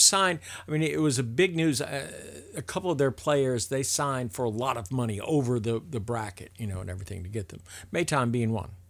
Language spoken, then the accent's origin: English; Tampa, Florida, United States; I grew up playing baseball in Tampa with a bunch of Cuban players